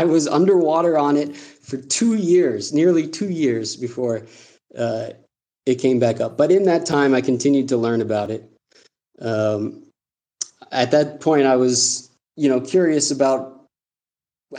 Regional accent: United States; moved away as an adult; also born or lived in South Korea; now in Zambia; I'm an American. I'm a U.S. Peace Corps volunteer living here in Zambia

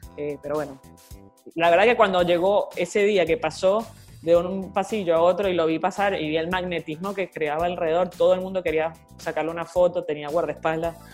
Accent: Venezuela; now in Argentina; un gusto para mí también desde acá de Argentina, siendo venezolana

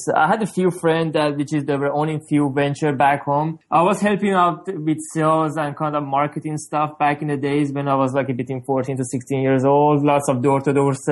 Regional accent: Tehran, Tehran Province, Iran; now in Canada; I'm originally from Iran, Tehran. I came to Canada in 2004.

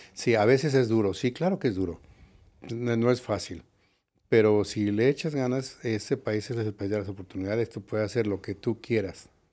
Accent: Mexico City, Mexico; moved away as an adult; also born or lived in San Diego, United States; now in Las Vegas, United States; soy de la Ciudad de México originalmente.

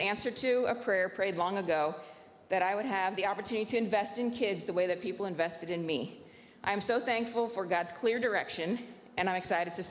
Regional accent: Venezuela; I am an MK born and raised in Venezuela. I had the privilege of being raised at a boarding school as a staff kid, a dorm parent kid, and also a dorm student.

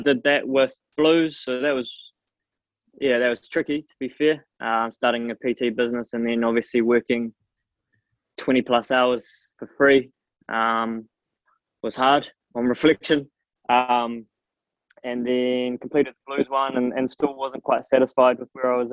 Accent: Nelson, New Zealand; moved away as an adult; also born or lived in Dunedin; now in Auckland, New Zealand; born and raised in Nelson

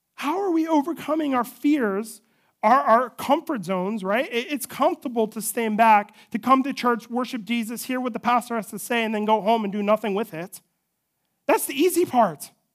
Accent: United States; we as American citizens

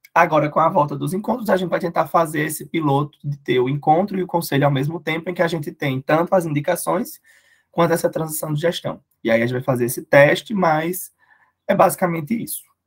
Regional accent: Cuité, Paraíba, Brazil; now in Campina Grande, Brazil; eu não sou de Campina, eu sou da Grande Cuité

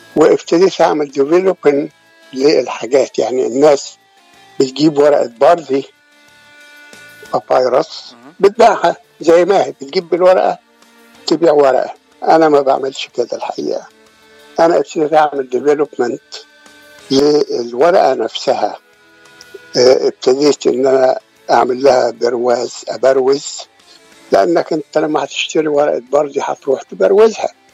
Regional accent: near Alexandria, Alexandria Governorate, Egypt; moved away as an adult; also born or lived in Sharqia / Cairo / Giza; now in United States; أنا اتولدت في الشرقية وتربيت جنب اسكندرية

